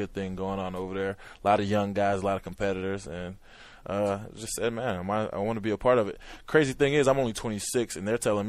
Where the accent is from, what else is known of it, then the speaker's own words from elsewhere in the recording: Jacksonville, Florida, United States; I'm from Jacksonville